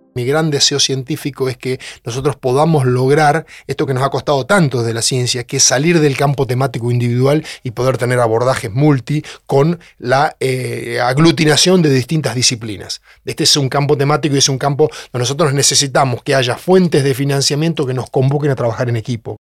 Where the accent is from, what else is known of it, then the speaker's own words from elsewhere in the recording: Orense, Buenos Aires Province, Argentina; moved away as an adult; also born or lived in La Plata / Canada; now in Tandil, Argentina; yo soy oriundo de Orense, en el Partido de Tres Arroyos, me crié en el campo